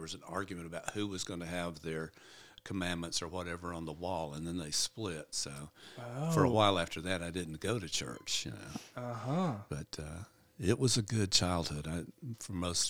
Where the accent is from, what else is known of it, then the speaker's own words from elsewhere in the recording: Jasper, Alabama, United States; I was born in Jasper